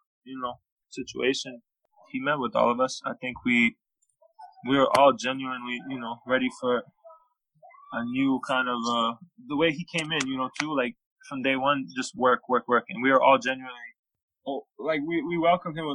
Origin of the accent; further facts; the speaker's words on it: Canada; moved away as an adult; also born or lived in Hawaii; I grew up in Canada